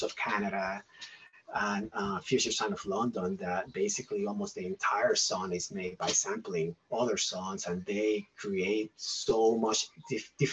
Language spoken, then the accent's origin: English; Puerto Rico; also born or lived in Asheville, North Carolina; now in Candler, United States; I grew up in Puerto Rico